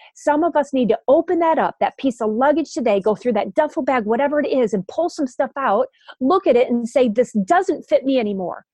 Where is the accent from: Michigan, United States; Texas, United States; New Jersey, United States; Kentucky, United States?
Michigan, United States; Grand Rapids; my church when I was growing up in Grand Rapids, Michigan